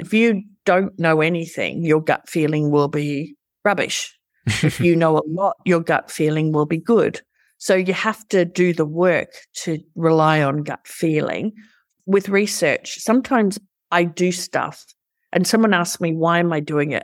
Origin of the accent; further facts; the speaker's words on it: Australia; I'm an Aussie and we're culturally ingrained to go for the underdog because we're a small country